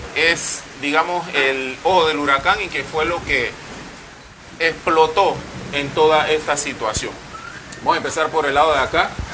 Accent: Panama

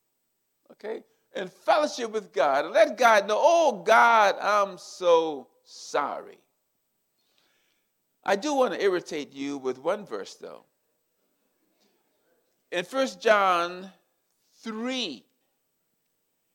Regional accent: South Carolina, United States; I'm from the South. I'm a Southern boy. I grew up in South Carolina

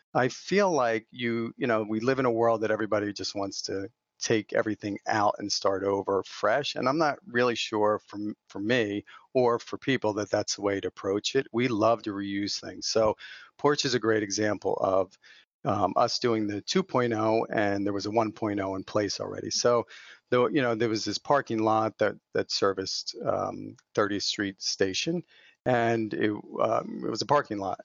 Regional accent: not too far outside of Philadelphia, Pennsylvania, United States; I grew up out here on the East Coast and not too far outside of Philadelphia

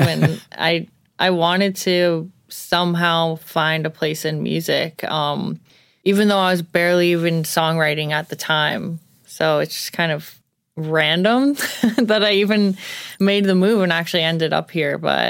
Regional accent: Tabernacle, New Jersey, United States; It's called Tabernacle. It's a very agricultural farm town. I grew up near a lot of cornfields

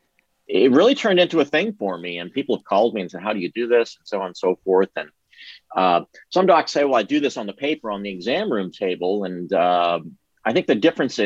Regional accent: New England, Massachusetts, United States; moved away as an adult; now in Texas, United States; I grew up in New England

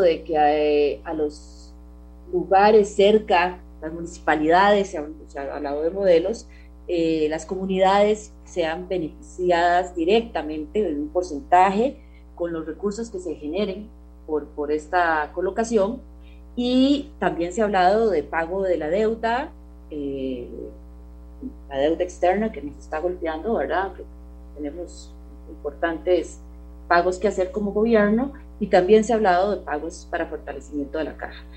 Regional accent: Costa Rica; como costarricense

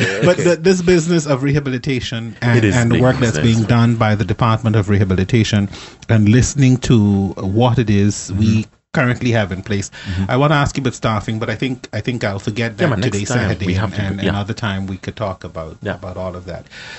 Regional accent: Turks & Caicos Islands; I'm from Caicos.

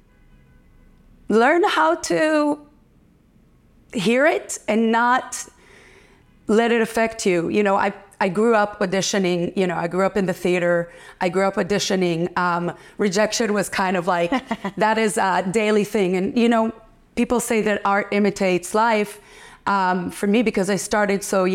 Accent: Israel; moved away as an adult; also born or lived in London / Paris / New York; I went to an art high school in Israel and I studied theater

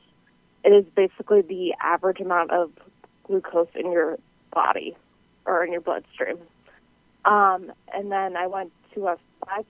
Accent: New England, United States; I am from the New England area

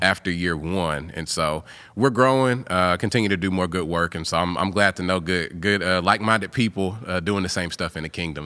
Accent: Gallatin, Tennessee, United States; also born or lived in Indianapolis, Indiana; I grew up in Gallatin before it was all Nashville in the Nashville metro

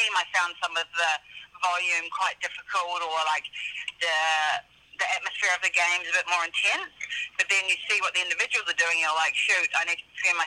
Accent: New Zealand; moved away; I grew up in New Zealand

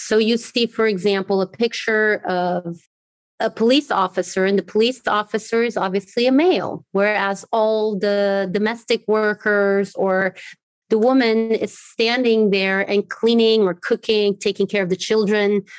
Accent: Morro de São Paulo, near Salvador, Bahia, Brazil; also born or lived in Germany / United States; now in Maputo, Mozambique; I grew up trilingual. So one of the languages that I learned in Brazil was Portuguese. I grew up in a really beautiful island in Morro de São Paulo, so close to Salvador

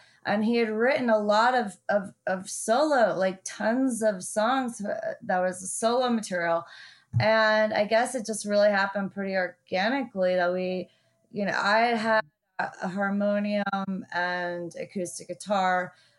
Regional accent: New Orleans, Louisiana, United States; also born or lived in Germany; Like I was born in New Orleans, and then by the time I was three, living in Germany

